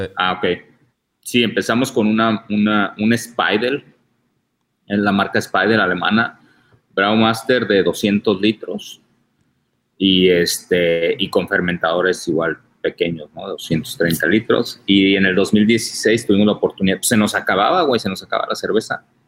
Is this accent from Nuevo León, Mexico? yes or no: no; Tijuana, Baja California, Mexico; yo soy de Tijuana